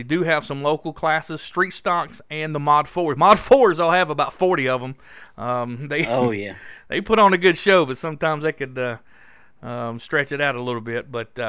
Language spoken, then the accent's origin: English; Pulaski, Virginia, United States; moved away as an adult; also born or lived in Radford; Being my hometown, you know, that's where I grew up, just down the road at Pulaski. Graduated Pulaski County High School, class of 1985.